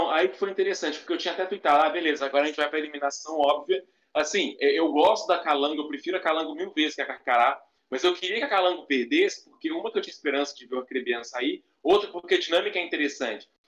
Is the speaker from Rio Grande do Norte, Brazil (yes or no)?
no; Patos de Minas, Minas Gerais, Brazil; Ah, é, Patos de Minas, Patos de Minas é, é perto de Berlândia.